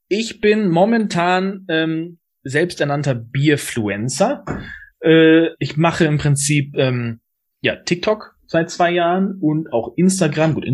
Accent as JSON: {"language": "German", "area": "Neustadt-Glewe", "region": "Mecklenburg-Vorpommern", "country": "Germany", "said": "ich bin in, äh, jetzt momentan in Neustadt an der Weinstraße. Passt nicht ganz, aber ist okay. Ich komme auch aus Neustadt, aber Kleve."}